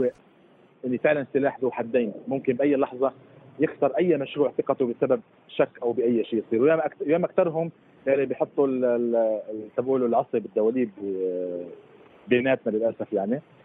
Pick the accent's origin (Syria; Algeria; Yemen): Syria; now in Germany; كانا كسوري عايش بالمانيا